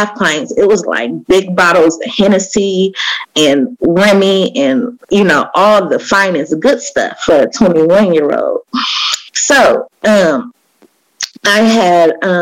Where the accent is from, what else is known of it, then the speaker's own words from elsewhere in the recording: Oakland, California, United States; I grew up in Oakland, East Oakland.